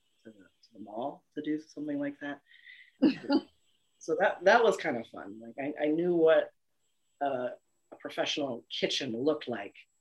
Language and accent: English; Lake County, California, United States; also born or lived in Oahu, Hawaii / Portland, Oregon; grew up in a poorish rural California area. Our towns aren't even big enough to be towns. Called Lake County, above Napa, next to Mendocino